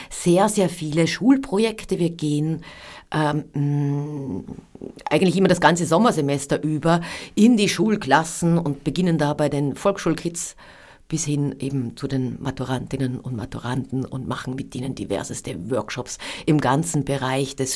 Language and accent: German; Upper Austria, Austria; born there; Ich bin gebürtige Innviertlerin und im Innviertel hat jedes Haus einen Namen.